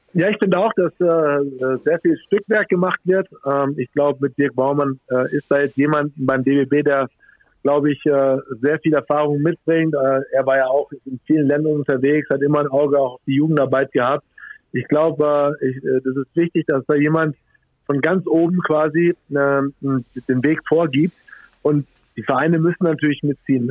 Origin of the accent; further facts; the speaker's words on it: Germany; hier bei uns in Deutschland